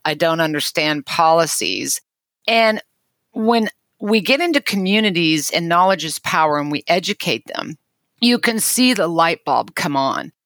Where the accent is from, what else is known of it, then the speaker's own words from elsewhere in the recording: Kansas, United States; I was born and raised in Kansas